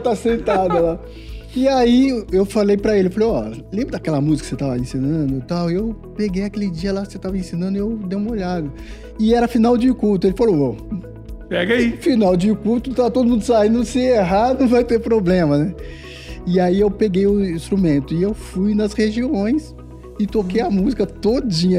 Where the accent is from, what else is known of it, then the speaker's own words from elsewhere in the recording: Diadema, São Paulo, Brazil; a gente nasceu em, é, em Diadema, num, num, bairro chamado Guacuri, bem muito simples